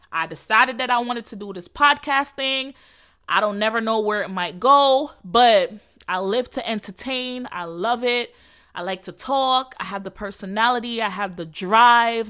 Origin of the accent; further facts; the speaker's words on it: Jamaica; accent: Jamaican; I'm Jamaican, so excuse my my accent.